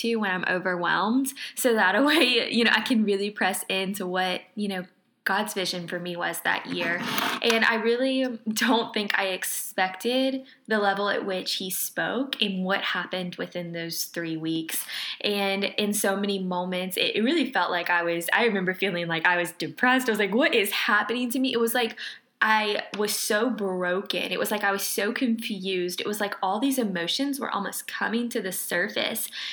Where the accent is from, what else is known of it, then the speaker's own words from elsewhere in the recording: Lake Charles, Louisiana, United States; moved away as an adult; I am from Lake Charles, Louisiana.